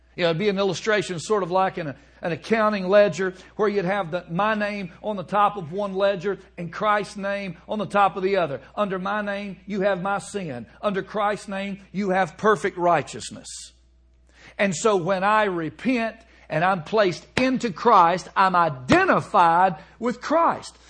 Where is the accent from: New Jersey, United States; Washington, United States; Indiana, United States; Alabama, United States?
Alabama, United States; moved away; also born or lived in Chicago; I'm from Alabama